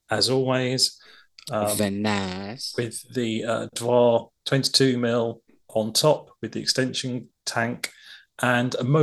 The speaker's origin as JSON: {"language": "English", "region": "London", "country": "United Kingdom", "said": "obviously I'm from London"}